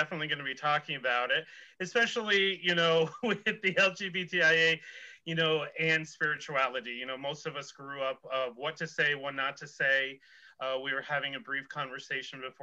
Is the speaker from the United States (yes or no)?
yes; Northern New York, United States; I'm from Northern New York